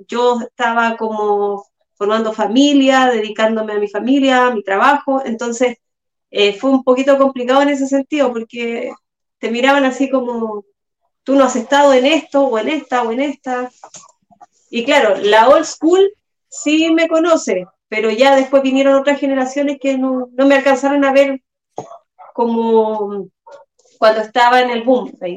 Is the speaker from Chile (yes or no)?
yes; San Bernardo, Santiago Metropolitan Region, Chile; Yo también soy de San Bernardo, al igual que Celi